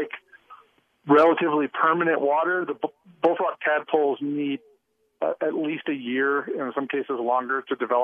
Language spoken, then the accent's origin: English; Missouri, United States; now in Utah, United States; I grew up in Missouri, where frogging is a big deal in frog season